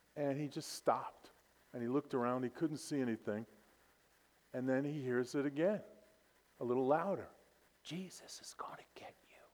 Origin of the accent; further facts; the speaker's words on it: New York City, New York, United States; born and raised in Brooklyn, New York.